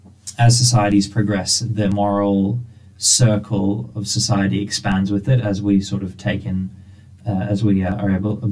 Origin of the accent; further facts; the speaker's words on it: Hyderabad, Telangana, India; Oh, it's a place called Hyderabad. So it's a very diverse religious background because...